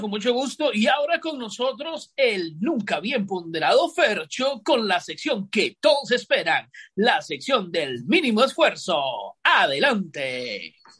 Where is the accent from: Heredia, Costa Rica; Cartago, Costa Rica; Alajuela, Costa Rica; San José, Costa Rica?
San José, Costa Rica; Yo me crié en Atillo 7